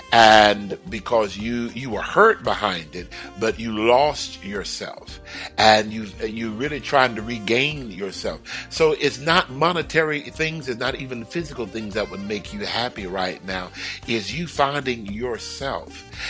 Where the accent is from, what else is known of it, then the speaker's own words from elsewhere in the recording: Houston, Texas, United States; I lived everywhere in Houston. I was born in Houston. I lived everywhere in Houston.